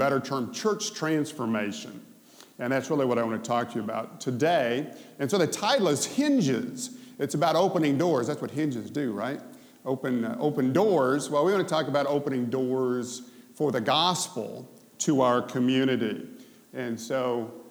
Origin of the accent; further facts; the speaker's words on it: Memphis, Tennessee, United States; I'm from Memphis